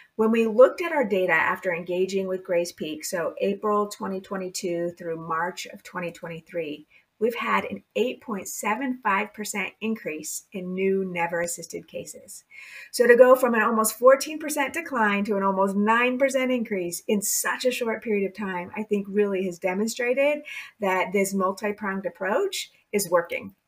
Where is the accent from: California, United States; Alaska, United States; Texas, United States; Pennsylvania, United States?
California, United States; I was born and raised in California